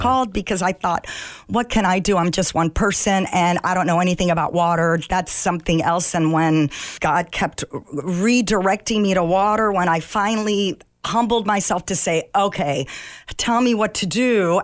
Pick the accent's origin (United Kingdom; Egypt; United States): Egypt; moved away; I was born in Egypt